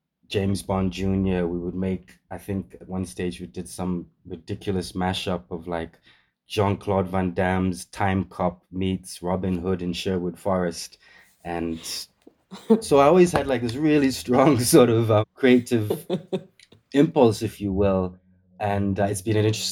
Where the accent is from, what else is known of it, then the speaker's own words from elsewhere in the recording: Namibia; also born or lived in United Kingdom / United States; growing up in Namibia, all the way at the bottom of Southern Africa.